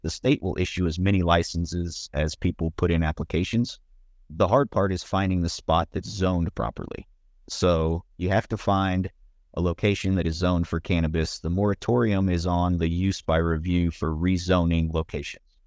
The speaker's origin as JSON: {"language": "English", "town": "Bryan", "region": "Texas", "country": "United States", "tie": "born or raised there", "also_born_or_lived": "Colorado", "moved": "as an adult", "said": "I'm from Bryan College Station. Was born at St. Joseph Hospital. Lived there for 37 years."}